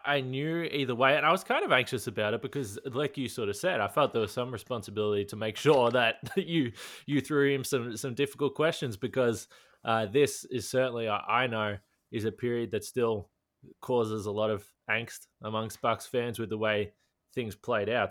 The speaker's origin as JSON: {"language": "English", "country": "Australia", "tie": "born or raised there", "said": "growing up in Australia"}